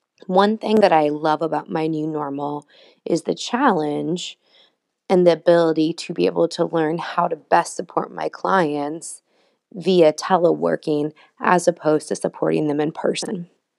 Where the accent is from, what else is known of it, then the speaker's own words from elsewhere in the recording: Pacific Northwest, United States; now in Belgium; I'm originally from the Pacific Northwest, but I currently live in Belgium.